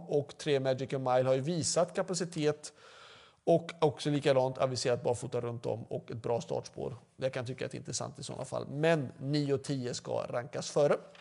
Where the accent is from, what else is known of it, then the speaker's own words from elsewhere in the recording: Mölndal, Västra Götaland, Sweden; Jag är faktiskt född i Mölndal, precis bakom för travbanan